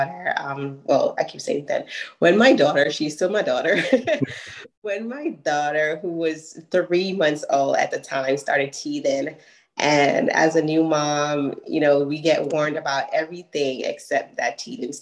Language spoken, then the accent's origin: English; New York City, New York, United States; we're from Brooklyn, New York